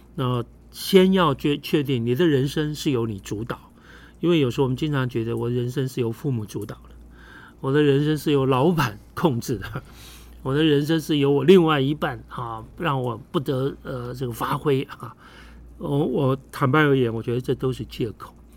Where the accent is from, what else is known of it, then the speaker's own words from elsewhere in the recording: Taiwan; 咱们台湾人特别多那种家族企业